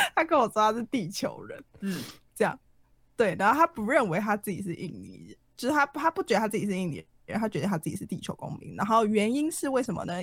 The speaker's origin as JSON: {"language": "Chinese", "country": "Taiwan", "tie": "born or raised there", "moved": "as an adult", "lives_now": "Japan", "said": "我骨子里就是土生土长的台湾人，我以台湾为荣的，就是本土意识很浓厚的一个人"}